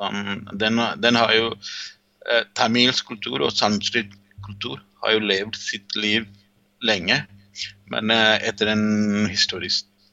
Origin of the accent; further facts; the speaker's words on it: Jaffna Peninsula, Northern Province, Sri Lanka; Norwegian is a second language; now in Drammen, Norway; Jeg er en tamil fra Sri Lanka. Så, um, I Sri Lanka kommer jeg fra um, Jefma-halvøya. Jeg kommer egentlig fra en liten landsby i Jefma-halvøya.